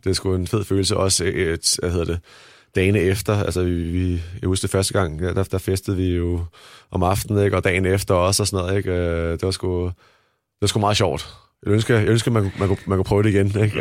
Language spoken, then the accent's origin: Danish; Denmark; moved away as an adult; jeg kommer fra Danmark